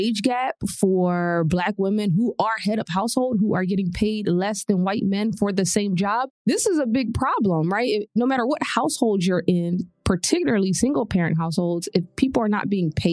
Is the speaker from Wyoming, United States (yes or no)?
no; Philadelphia, Pennsylvania, United States; also born or lived in New York; In Philadelphia, there are a lot of people that look like me in single parent households. So to me, it was just a household and I had a great childhood